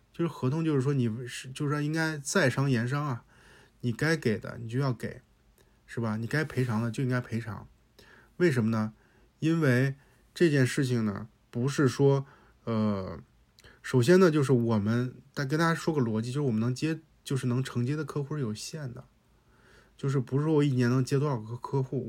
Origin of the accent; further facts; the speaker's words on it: Hebei, China; 我也是河北人，我也是这种性格